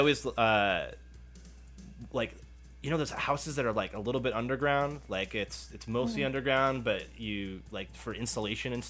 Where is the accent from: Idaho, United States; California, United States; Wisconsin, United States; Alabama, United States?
Wisconsin, United States; Milwaukee; so like I'm from the Midwest. I'm from Milwaukee, Wisconsin